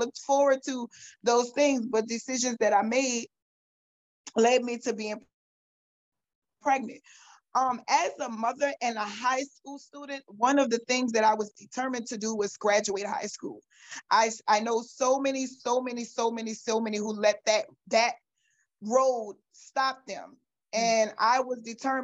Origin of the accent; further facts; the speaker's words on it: New Orleans, Louisiana, United States; I was born and raised in New Orleans, Louisiana. I'm mostly a West Bank girl, was born and raised in Algiers